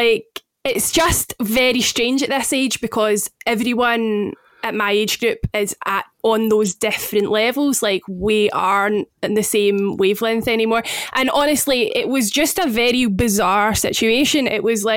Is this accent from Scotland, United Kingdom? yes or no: yes; Scotland, United Kingdom; accent: Scottish; as you may have guessed from my accent, I am the Scot